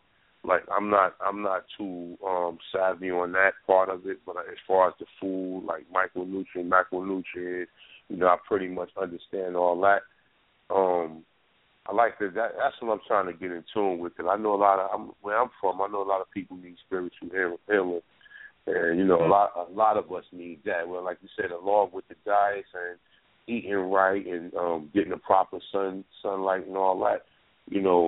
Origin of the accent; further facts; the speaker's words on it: North New Jersey, United States; I'm from North New Jersey